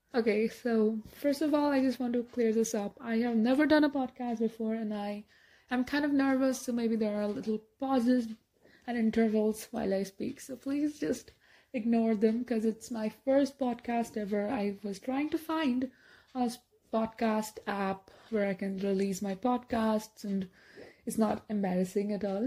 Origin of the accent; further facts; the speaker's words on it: India; I'm from India